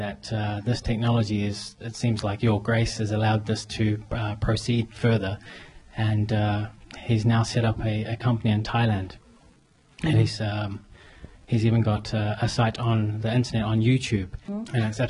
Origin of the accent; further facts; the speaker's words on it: New Zealand; I'm from New Zealand.